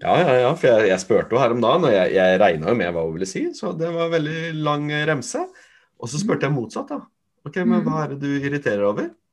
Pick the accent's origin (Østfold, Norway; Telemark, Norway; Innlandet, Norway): Østfold, Norway; Fredrikstad; der jeg kommer fra, som er fra Torp